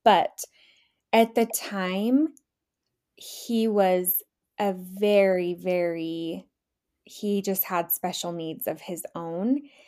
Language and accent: English; Utah, United States; born and raised in Utah.